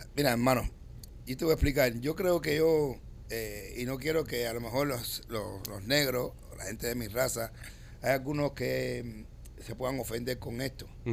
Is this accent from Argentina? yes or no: no; Cuba; moved away as an adult; now in United States; yo vengo de Cuba, criado en un barrio de donde decir negro no tiene nada de malo